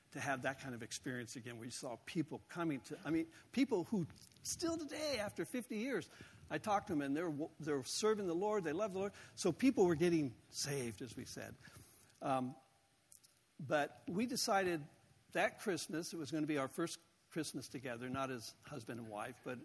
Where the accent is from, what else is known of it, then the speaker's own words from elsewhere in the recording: Southern California, United States; moved away; growing up in Southern California